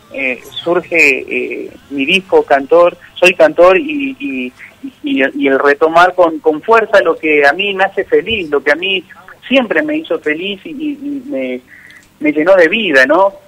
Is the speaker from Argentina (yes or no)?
yes; Vera, Santa Fe, Argentina; now in Buenos Aires, Argentina; Vera es, mi pueblo, está a 250 kilómetros de la capital Santa santafesina